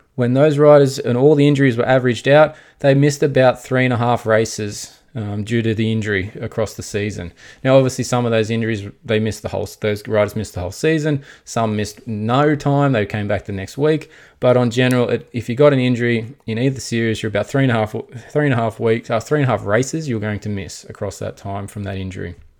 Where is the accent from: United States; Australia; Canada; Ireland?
Australia; we are Australian